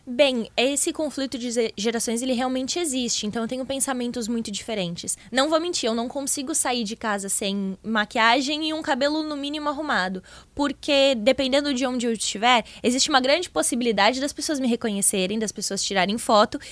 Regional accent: Rio Grande, Rio Grande do Sul, Brazil; sou de Rio Grande, litoral sul

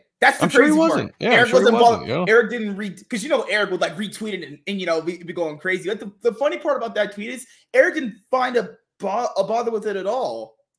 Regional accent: California, United States; I'm from California too. San Francisco is trash.

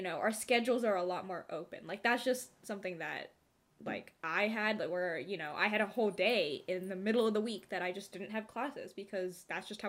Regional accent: Bay Area, California, United States; We are both from California, the Bay Area

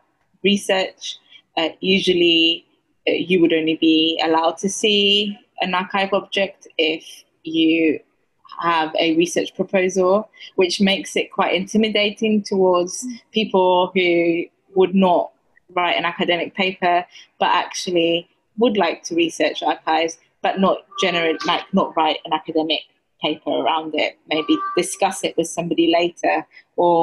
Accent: Cyprus; accent: Cypriot dialect; I'm from Cyprus, so we have a Cypriot dialect

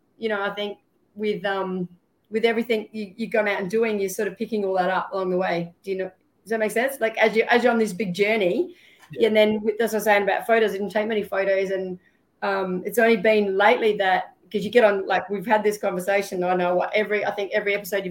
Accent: Port Augusta, South Australia, Australia; also born or lived in Darwin, Northern Territory; now in Townsville, Australia; when I grew up in Bungala and Pitjantjatjara community down Coltana and Port Augusta way

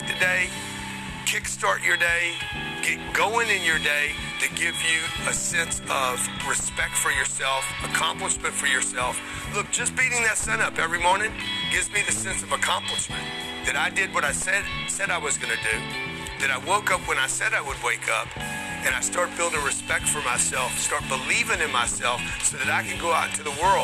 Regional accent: Lake Charles, Louisiana, United States; I grew up in Lake Charles, Louisiana

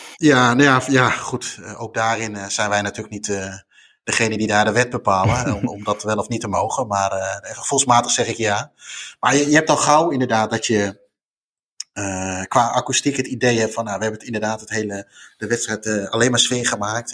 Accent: Netherlands; als Nederlander

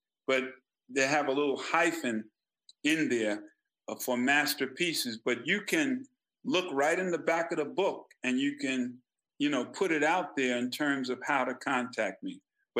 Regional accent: South Carolina, United States; We came from South Carolina, and Mama knew what was going on in South Carolina.

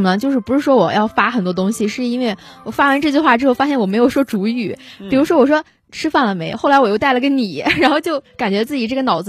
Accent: Shandong, China; 其实我觉得同为山东人呢，讲的话对方真的是不一定能够听懂的。但是呃，说实话，对于我跟班长来说，我们两个如果去说山东话的话，其实没有什么压力，因为我们两个都是潍坊人嘛。

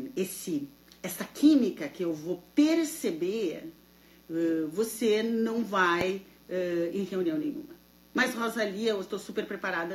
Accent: Santa Maria, Rio Grande do Sul, Brazil; now in United States; boa noite de Santa Maria, boa noite, minha terra natal

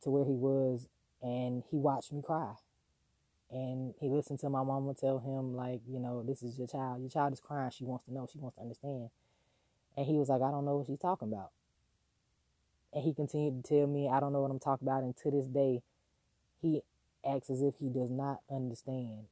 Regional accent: the South, United States; growing up in the South

